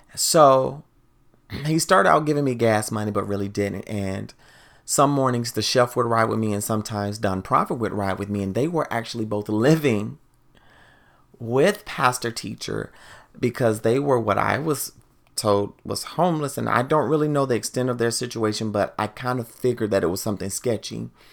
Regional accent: the South, United States; now in Washington, D.C. area, United States; growing up in the South, we also listen to Go-Go in the South

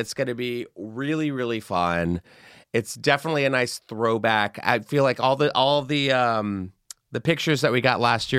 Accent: Texas, United States; Now, I mentioned I'm from Texas. I love ranch. You all knew that, and my other Texas sister, …, says that Texas is embarrassing right now amid abortion laws.

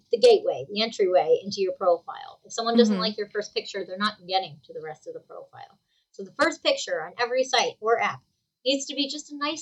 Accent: New Jersey, United States; I'm from New Jersey

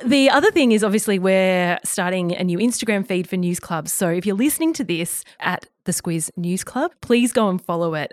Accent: Bermagui, New South Wales, Australia; now in Sydney, Australia; I'm from Bermagui on the far south coast of New South Wales, very much a small

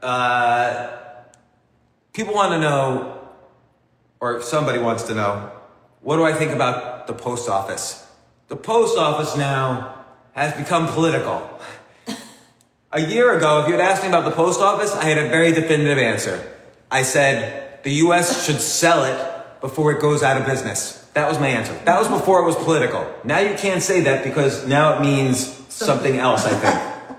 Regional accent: United States; also born or lived in New York City, New York; I grew up 30 minutes away from New York City in a suburb

